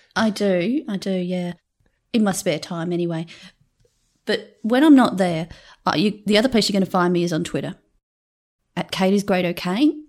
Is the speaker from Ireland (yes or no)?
no; Australia; accent: Australian; I think in Australia my accent might just be a pretty standard one